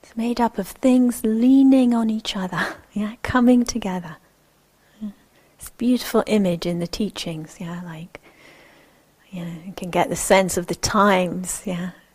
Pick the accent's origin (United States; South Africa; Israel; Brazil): Israel; moved away; I'm originally from Israel. My family is uh, Jewish Israeli